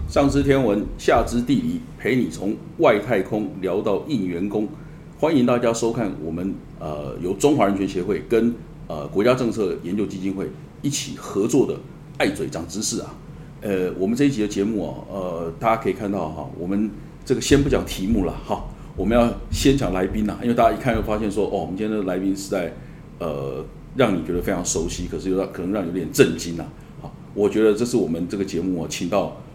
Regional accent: Tainan, Taiwan; 我的故乡台南市

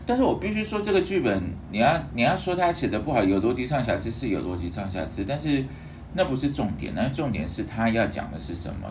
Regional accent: Taiwan; 作为台湾人

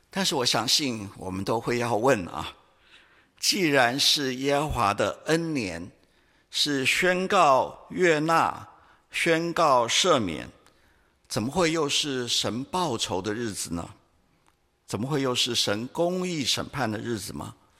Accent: Taiwan; 我们台湾人

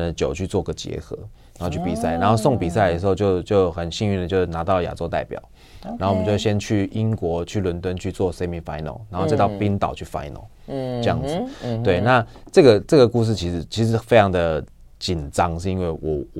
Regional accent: Taiwan; 因为我从台湾来太远，所以摔破了。

